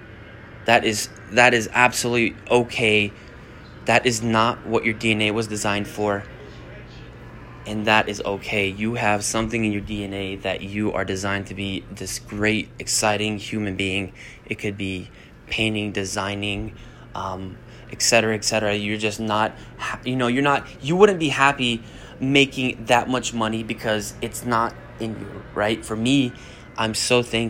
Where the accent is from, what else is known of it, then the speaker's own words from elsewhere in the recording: Bosnia & Herzegovina; moved away; also born or lived in Germany; I'm from Bosnia